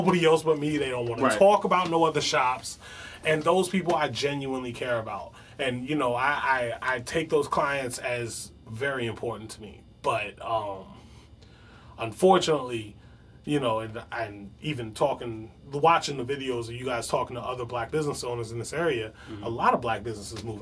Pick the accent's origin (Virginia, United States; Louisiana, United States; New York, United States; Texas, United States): New York, United States; New York City; now in Prince George's County, United States; I grew up in, I was a Brooklyn native, Flushing and Nostrand, you know, Bed-Stuy, do or die. I came from Bed-Stuy to PG County